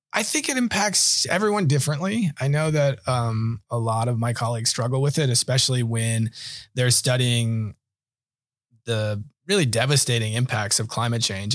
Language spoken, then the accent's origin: English; Washington, United States; moved away as an adult; also born or lived in Minnesota; now in New York, United States; I grew up in Washington State and then went to, uh, uh, college in Minnesota